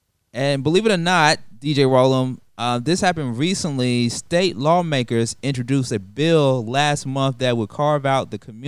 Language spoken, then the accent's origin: English; Atlanta, Georgia, United States; I'm from Atlanta.